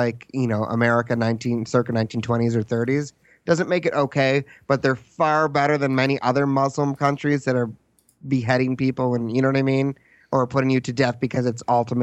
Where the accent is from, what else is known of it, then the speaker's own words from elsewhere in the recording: United States; as an American